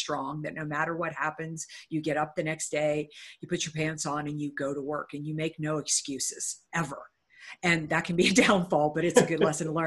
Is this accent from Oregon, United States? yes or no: no; Uniontown, Pennsylvania, United States; I grew up in a little town called Uniontown, Pennsylvania